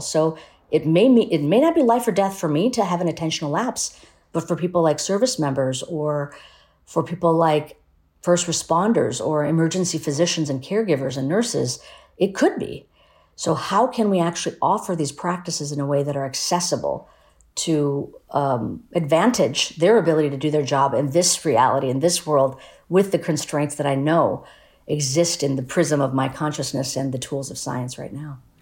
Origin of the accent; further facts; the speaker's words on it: United States; also born or lived in Ahmedabad, India; pacifism and, and spirituality are sort of the, the foundation for my family life and, and even raised in, in the United States.